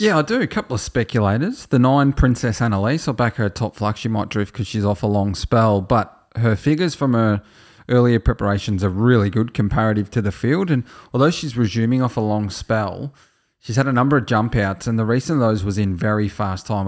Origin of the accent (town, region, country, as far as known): Australia